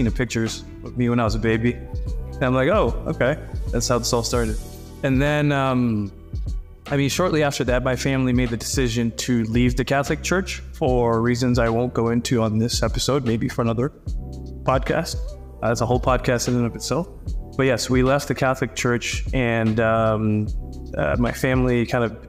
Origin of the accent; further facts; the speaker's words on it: Harare, Zimbabwe; moved away; I grew up in Harare, Zimbabwe, which is the capital city of Zimbabwe